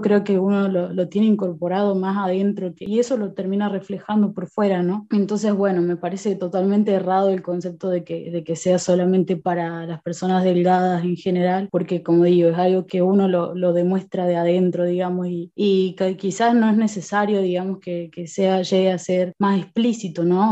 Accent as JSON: {"language": "Spanish", "region": "Córdoba", "country": "Argentina", "tie": "born or raised there", "also_born_or_lived": "Buenos Aires", "said": "nací en Buenos Aires y eh, me vine a Córdoba. Bueno, casi toda la vida viví acá"}